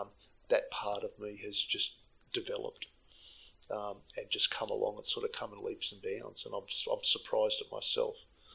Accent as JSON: {"language": "English", "town": "Sydney", "region": "New South Wales", "country": "Australia", "tie": "born or raised there", "also_born_or_lived": "South Africa", "moved": "as an adult", "said": "I grew up in Sydney, and all I want to do is get out of Sydney and go overseas at 21."}